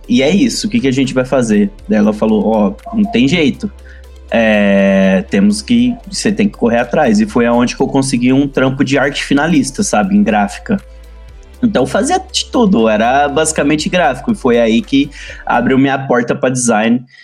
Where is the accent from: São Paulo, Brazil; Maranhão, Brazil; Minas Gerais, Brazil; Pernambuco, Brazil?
Minas Gerais, Brazil; Uberlândia; eu sou uberlandense, sou de Minas Gerais, né? Uberlândia, Minas Gerais.